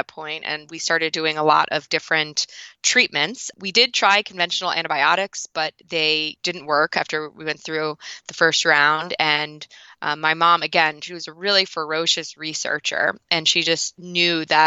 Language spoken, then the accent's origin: English; New York City, New York, United States; I grew up in the Northeast. I'm from New York City